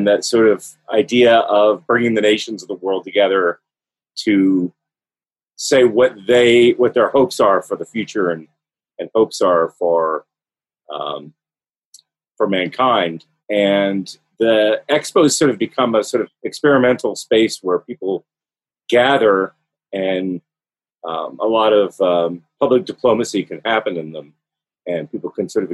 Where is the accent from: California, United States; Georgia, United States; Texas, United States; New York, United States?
Georgia, United States; Atlanta; I grew up in Atlanta, here in the United States.